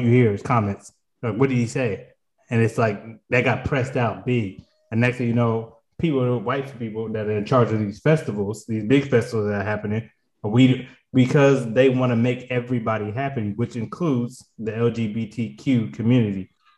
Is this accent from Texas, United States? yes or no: no; Charlotte, North Carolina, United States; I'm from Charlotte. So he messed around and was involved with a murder in Walmart in Charlotte.